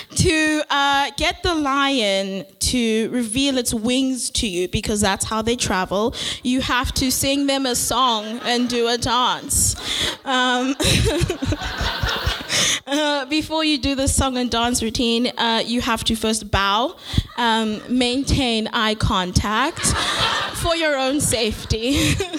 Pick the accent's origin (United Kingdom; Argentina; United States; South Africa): South Africa; now in Vancouver, Canada; I'm from South Africa